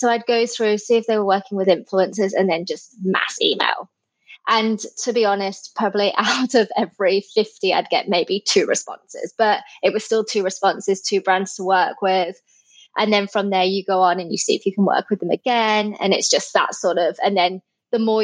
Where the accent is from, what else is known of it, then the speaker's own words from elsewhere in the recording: England, United Kingdom; moved away as an adult; now in Sydney, Australia; I am originally from England, but I've lived in Sydney, Australia for 10 years.